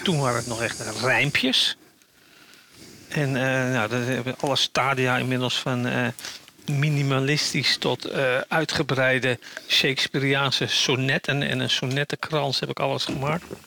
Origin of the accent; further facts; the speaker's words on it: Netherlands; now in Germany; als Nederlander